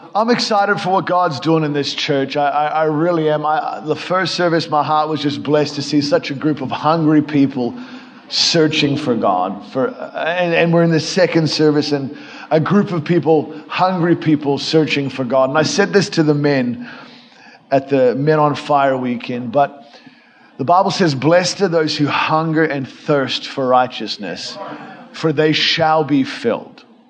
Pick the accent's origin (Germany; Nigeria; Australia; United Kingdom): Australia; I come from Australia, actually, from the real South, like the real, real South, Australia